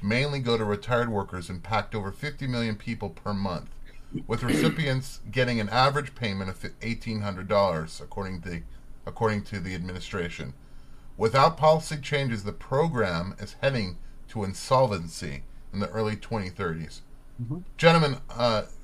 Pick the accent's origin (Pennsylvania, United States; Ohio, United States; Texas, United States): Texas, United States; Spring; moved away; I grew up in Spring, Texas